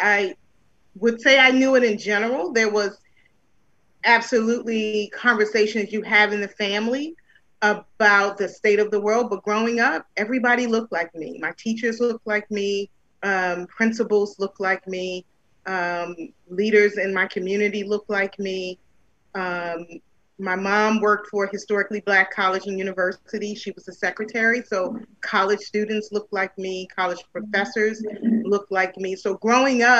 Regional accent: Baltimore, Maryland, United States; moved away as an adult; also born or lived in Charlotte, North Carolina; now in Long Beach, United States; Growing up, I'm from Baltimore, Maryland.

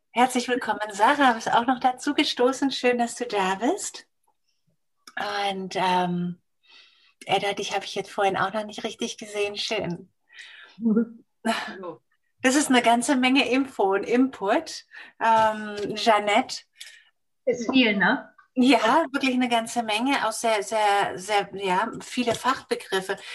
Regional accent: Ibiza, Balearic Islands, Spain; ich bin in Ibiza aufgewachsen, da ist, ist die Pflanze ja wirklich da gewachsen, also überall greifbar.

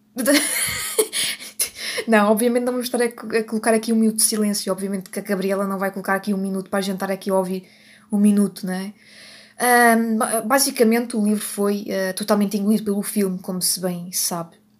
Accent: Portugal; eu sou portuguesa e eu não consigo fazer sotaque italiano

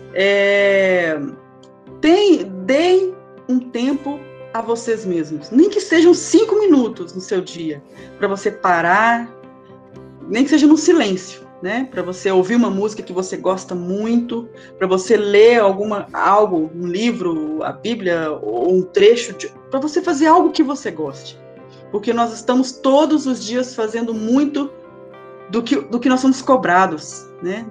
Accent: Minas Gerais, Brazil; accent: mineiro; eu falo que mineiro não tem sotaque, não

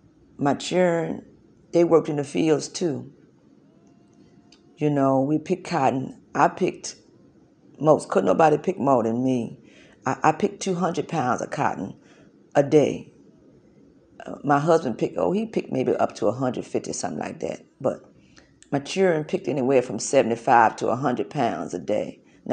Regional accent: South Carolina, United States; born there; I was born in Kershaw County, South Carolina, February the 2nd, 1904. Yeah, I raised my children in South Carolina.

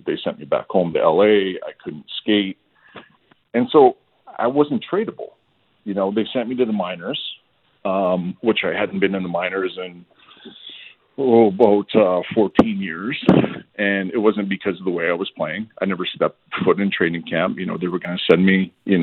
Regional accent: Edmonton, Alberta, Canada; I'm from Edmonton.

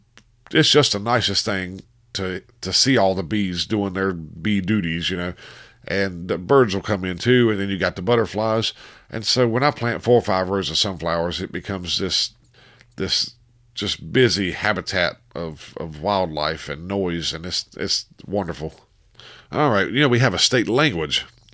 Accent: Piedmont, United States; I was born and raised here in the Piedmont.

